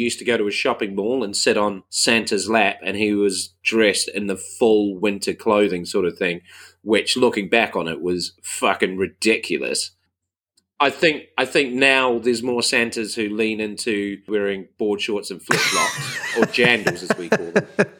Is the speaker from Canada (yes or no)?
no; New Zealand; moved away as an adult; now in United Kingdom; classic Kiwi Christmas growing up was barbecue.